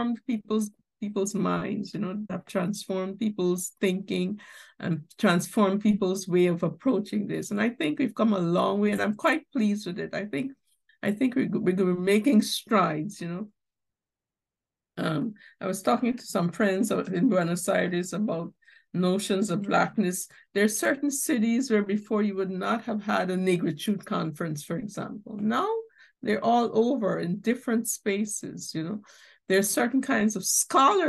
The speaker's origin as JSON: {"language": "English", "country": "Guyana", "said": "I'm from Guyana."}